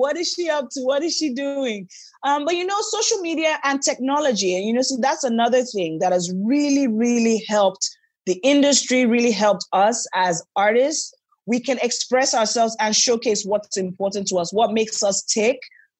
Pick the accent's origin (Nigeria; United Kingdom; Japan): Nigeria; Niger Delta; because I'm from the Niger Delta, where there's a prevalence of guns and ammunition in the wrong hands